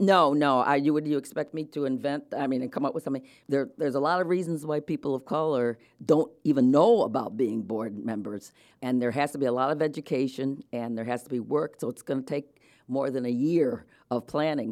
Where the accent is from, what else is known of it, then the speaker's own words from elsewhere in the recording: Rochester, New York, United States; moved away; also born or lived in Delaware / Connecticut; I was born in Rochester, New York, to an Episcopal minister and, uh, a wife